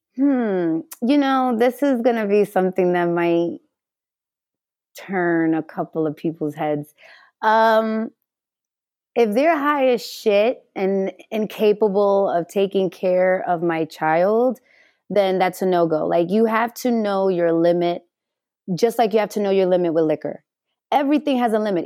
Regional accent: New York City, New York, United States; also born or lived in Delancey Street, Manhattan; now in Los Angeles, United States; I am originally from the Bronx

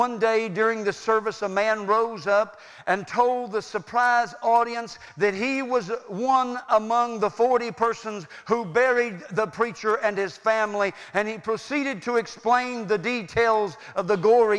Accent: United States; I was born in America

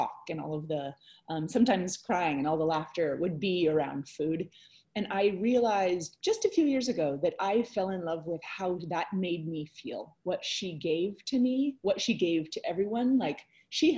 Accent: Silverado, California, United States; moved away; also born or lived in New York City; I grew up in Southern California in a very, very small town in the Santa Ana Mountains called Silverado

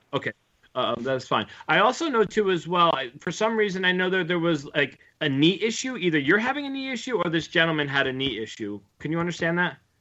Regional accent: United States; I grew up right outside of Manhattan

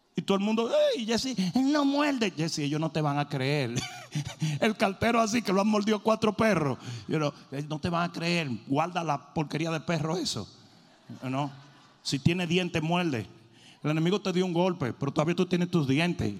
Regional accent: Dominican Republic; moved away; Yo como dominicano vine nadando de República Dominicana

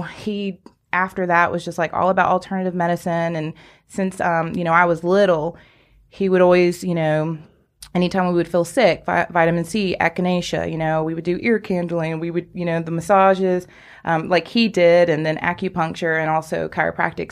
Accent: Greenville, United States; also born or lived in Atlanta; I'm actually a Greenville native, been here all my life, and I did move away to Atlanta area for just a few years, but I was ready to come back

